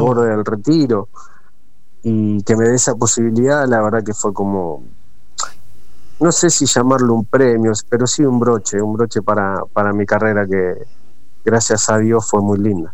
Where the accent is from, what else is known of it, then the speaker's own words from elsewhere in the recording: Coronel Dorrego, Buenos Aires Province, Argentina; moved away; also born or lived in Santa Fe; soy nacido en Coronel Dorrego, provincia de Buenos Aires, cerca de Bahía Blanca.